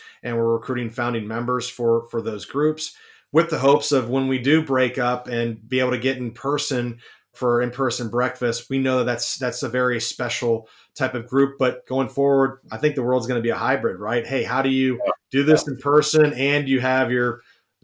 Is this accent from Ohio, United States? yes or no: yes; Columbus, Ohio, United States; I'm from Columbus, Ohio